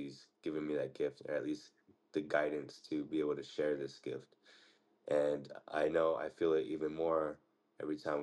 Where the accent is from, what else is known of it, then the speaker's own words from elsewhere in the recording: United States; as we grew up in the United States